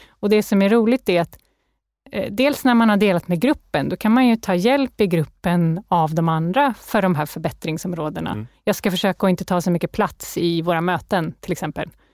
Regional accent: Canada; now in Sweden; Jag är uppväxt i Kanada, så jag är lite så här nordamerikanskt präglad

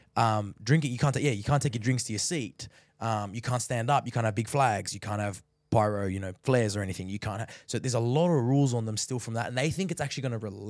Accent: Australia; You think Millwall as an Aussie, you think Tim Cahill.

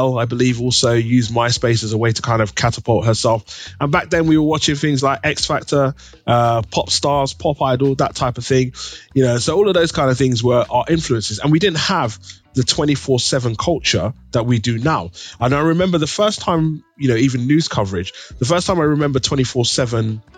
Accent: London, United Kingdom; growing up in East London

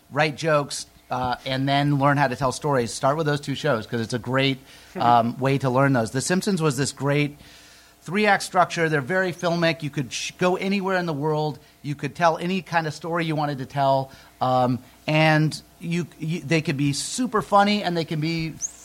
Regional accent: Nantucket, Massachusetts, United States; moved away; I grew up on Nantucket Island

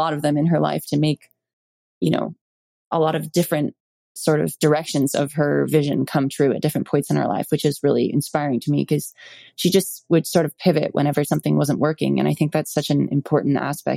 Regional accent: Malibu, California, United States; I was born in Malibu, California

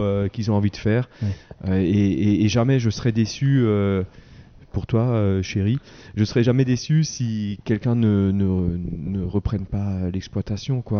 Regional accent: Wettolsheim, Grand Est, France; je suis de Veto

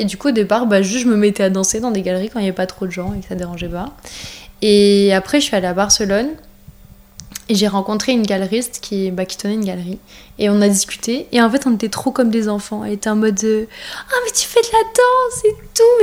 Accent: France; on est français

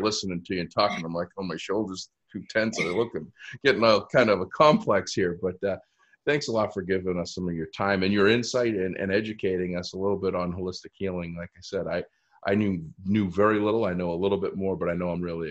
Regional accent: Easton, Massachusetts, United States; Easton has been so great in my hometown

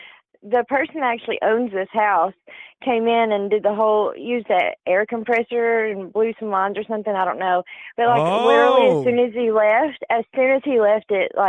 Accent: Tennessee, United States; now in Kansas, United States; I'm from Tennessee.

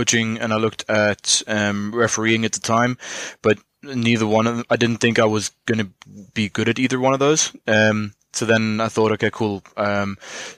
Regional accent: Boksburg, Gauteng, South Africa; I'm originally from Johannesburg, or small sort of suburb part of it called Boksburg

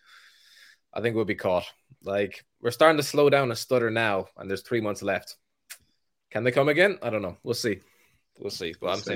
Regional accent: Ireland; I grew up in Ireland where everybody is a Man United fan.

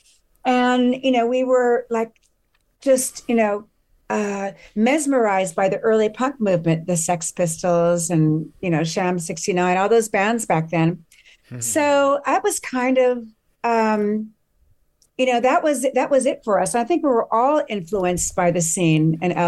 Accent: Southern California, United States; growing up in Southern California, there was not a whole lot to be angry about

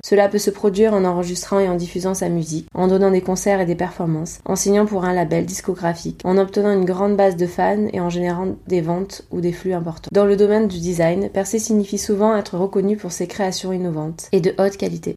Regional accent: Provence-Alpes-Côte d'Azur, France; accent: Provence; j'ai un accent Provence

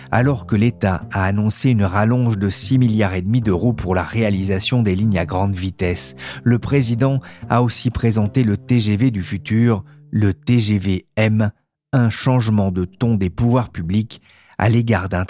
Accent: Amiens, Hauts-de-France, France; born there; si je suis né à Amiens, c'est que mon grand-père était cheminot

